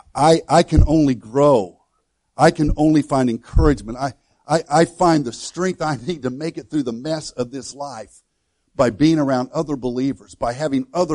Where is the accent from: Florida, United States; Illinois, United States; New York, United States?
Illinois, United States; moved away as an adult; I grew up in Illinois